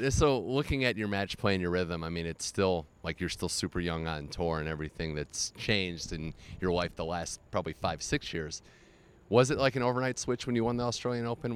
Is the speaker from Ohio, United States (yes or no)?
yes; Cleveland, Ohio, United States; moved away; my hometown of Cleveland